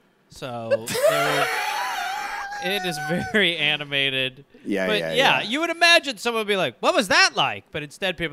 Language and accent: English; Brown Deer, Wisconsin, United States; I'm from Brown Deer, Wisconsin